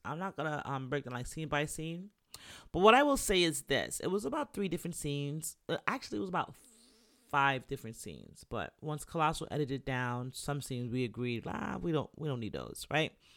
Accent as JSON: {"language": "English", "region": "New York", "country": "United States", "also_born_or_lived": "Jamaica", "said": "I'm a New Yorker"}